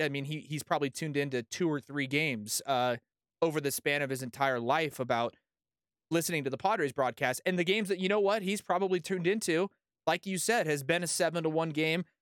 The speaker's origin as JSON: {"language": "English", "town": "San Diego", "region": "California", "country": "United States", "tie": "born or raised there", "also_born_or_lived": "Denver, Colorado", "moved": "yes", "lives_now": "Colorado, United States", "said": "I grew up with in San Diego"}